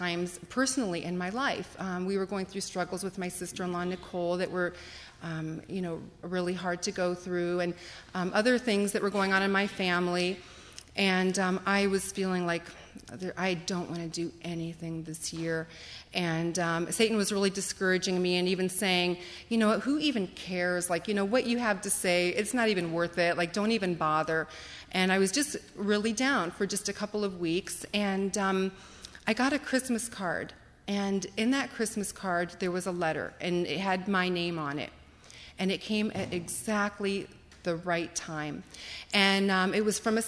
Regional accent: Akron, Ohio, United States; growing up in the Akron area

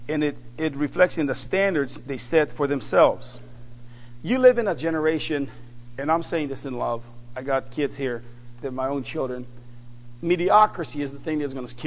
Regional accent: Phoenix, Arizona, United States; I'm from North Phoenix

